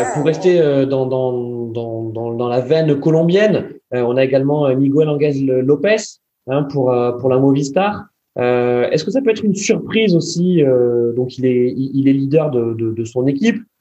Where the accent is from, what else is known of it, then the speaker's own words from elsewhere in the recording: France; nous, en tant que Français